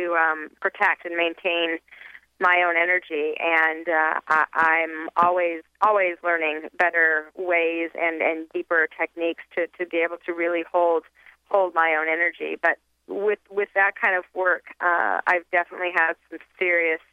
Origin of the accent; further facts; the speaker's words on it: Salt Lake City, Utah, United States; I was raised in Salt Lake City, Utah